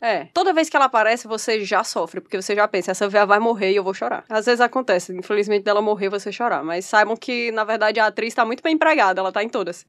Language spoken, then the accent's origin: Portuguese; Brazil; a gente é brasileiro